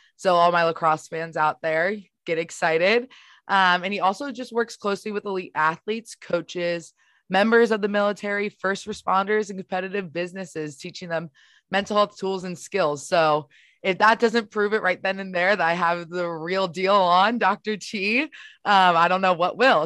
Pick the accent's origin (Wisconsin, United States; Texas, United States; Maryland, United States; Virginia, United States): Maryland, United States; Baltimore; I know we're from the same area, Baltimore